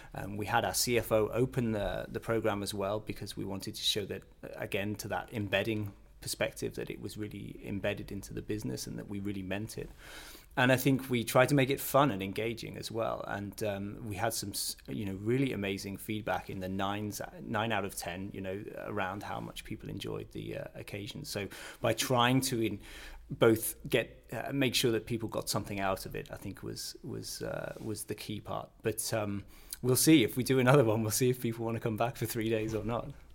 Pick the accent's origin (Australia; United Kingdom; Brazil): United Kingdom; Northern England; also born or lived in Canada; now in Billund, Denmark; I come from a, a, small town in northern England